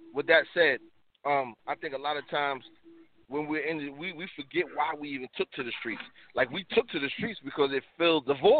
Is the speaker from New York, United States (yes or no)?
yes; New York City, New York, United States; I'm from Harlem, you know, the Bronx.